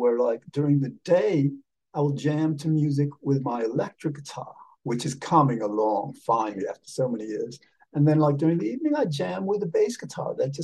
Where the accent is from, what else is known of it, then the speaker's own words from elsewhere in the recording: Havana, Cuba; I was born in 1957 in Havana